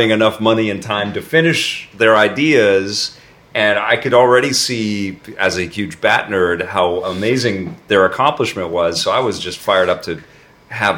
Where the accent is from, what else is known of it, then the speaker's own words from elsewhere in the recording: Canada; I'm Canadian